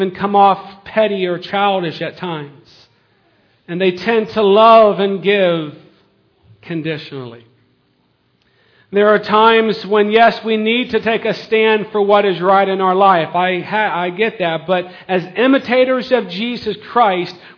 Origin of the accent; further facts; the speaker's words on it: United States; We're an American